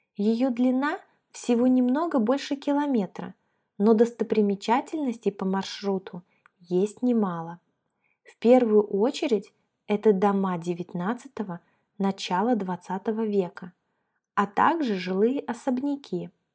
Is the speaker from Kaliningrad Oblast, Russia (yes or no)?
yes; Kaliningrad, Kaliningrad Oblast, Russia; moved away as an adult; also born or lived in Moscow; Мы выросли в Калининграде